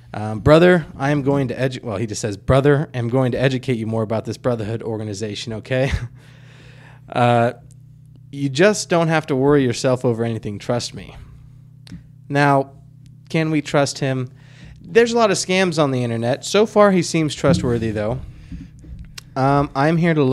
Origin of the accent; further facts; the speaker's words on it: the South, United States; we're from the South